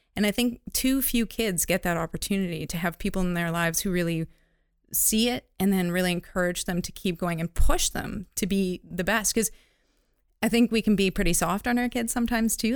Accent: North Bay, Ontario, Canada; I grew up in Northern Ontario, North, North Bay, Ontario.

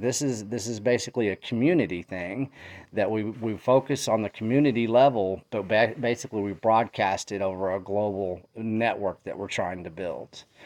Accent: Texas, United States; I come from Texas

